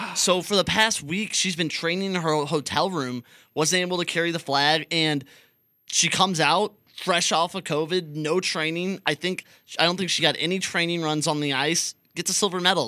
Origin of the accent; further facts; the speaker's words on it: United States; we're American